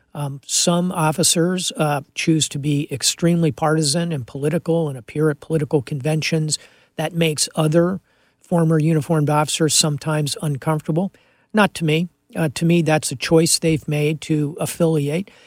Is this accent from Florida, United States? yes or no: yes; Miami, Florida, United States; I'm from Miami, I speak Spanish